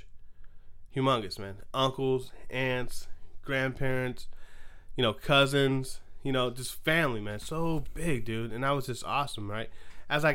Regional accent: Richmond, California, United States; now in Morgan Hill, United States; I was born and raised in Richmond

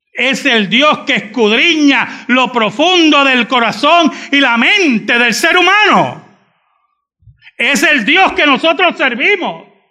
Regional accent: Bayamón, Puerto Rico; also born or lived in San Juan, Puerto Rico; mi gran parte de mi vida me crié en Bayamón, no lo voy a negar. Pero nunca se olviden que yo soy de San Juan

